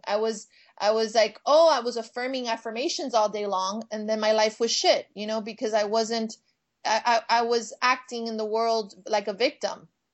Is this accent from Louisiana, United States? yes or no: no; Miami, Florida, United States; now in Los Angeles, United States; I'm from Miami. And I am Cuban American